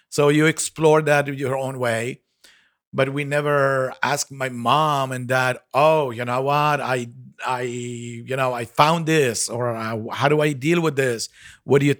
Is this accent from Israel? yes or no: yes; Jaffa, Tel Aviv District, Israel; basically, I grew up in Jaffa and went to Tel Aviv uh, for for high school.